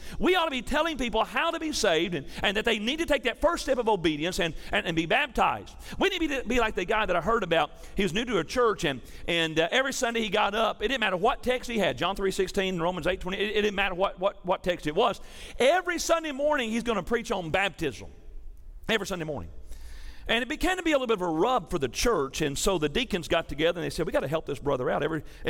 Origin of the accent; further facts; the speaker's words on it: Tennessee, United States; moved away; I'm from Tennessee.